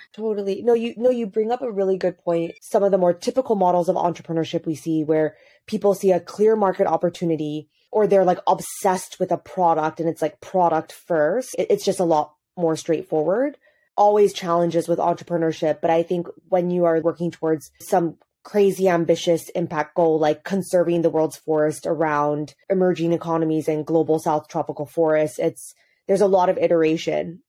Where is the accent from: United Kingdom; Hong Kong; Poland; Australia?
Hong Kong; moved away as an adult; also born or lived in United States; now in Addis Ababa, Ethiopia; I grew up in Hong Kong, pretty far removed from anything related to the continent